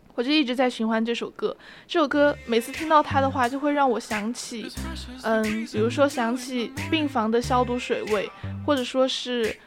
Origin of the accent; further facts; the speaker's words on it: China; 我们中国人民是很，是，其实是很团结的